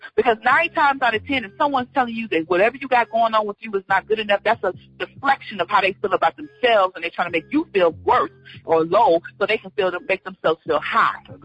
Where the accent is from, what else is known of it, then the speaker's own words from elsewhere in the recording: Georgia, United States; also born or lived in Cleveland, Ohio; I grew up in Georgia